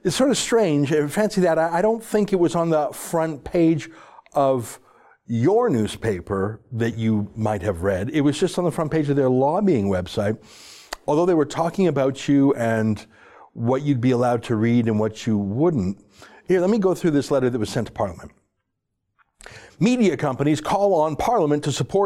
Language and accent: English; Canada; I'm Canadian.